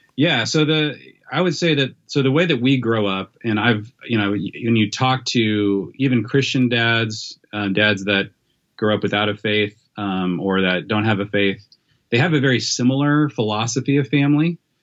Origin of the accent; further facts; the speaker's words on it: Federal Way, Washington, United States; moved away; south of Seattle, in a town called Federway, Washington